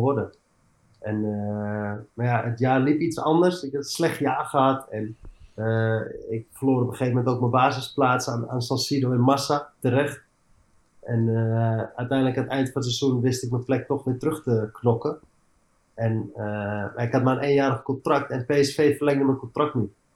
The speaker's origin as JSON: {"language": "Dutch", "town": "Amsterdam", "region": "North Holland", "country": "Netherlands", "tie": "born or raised there", "also_born_or_lived": "Eindhoven / England", "moved": "as an adult", "said": "ik ben opgegroeid in Amsterdam"}